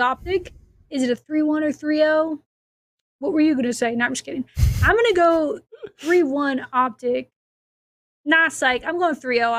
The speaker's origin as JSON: {"language": "English", "region": "Minnesota", "country": "United States", "said": "I'm from Minnesota."}